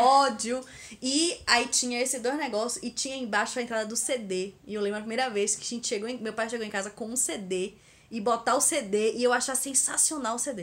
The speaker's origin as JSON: {"language": "Portuguese", "region": "Bahia", "country": "Brazil", "said": "eu sou muito baiana mesmo"}